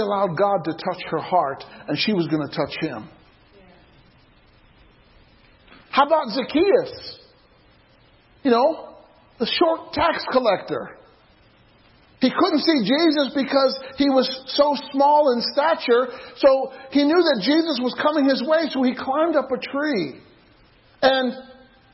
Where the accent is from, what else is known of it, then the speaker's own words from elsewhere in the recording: Illinois, United States; I used to play euchre growing up in Illinois